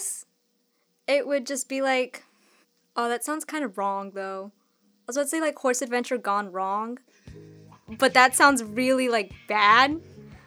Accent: the South, United States; I'm from the South, right? And in the South, there's a lot of farms.

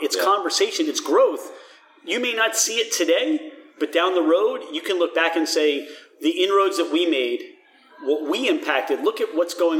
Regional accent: Mount Laurel, New Jersey, United States; I grew up in Mount Laurel.

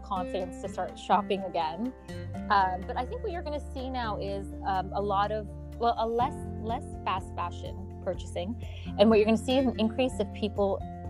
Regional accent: Canada; also born or lived in London, United Kingdom / Milan, Italy; now in Dubai, United Arab Emirates; I was born in Canada, and I think Canada is definitely home for me. My parents are out in Toronto

